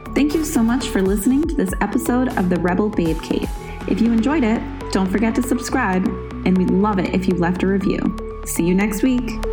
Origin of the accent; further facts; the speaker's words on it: New England, United States; I am from New England